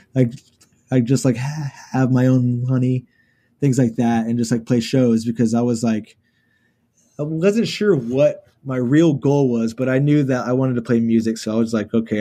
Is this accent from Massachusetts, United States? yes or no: no; Houston, Texas, United States; Born and raised in Houston